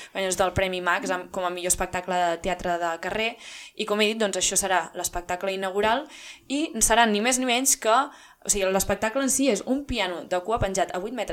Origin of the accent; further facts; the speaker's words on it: Figueres, Catalonia, Spain; com ja haurem dit forces vegades, som de Figueres i aquest cap de setmana són les fires i festes de la Santa Creu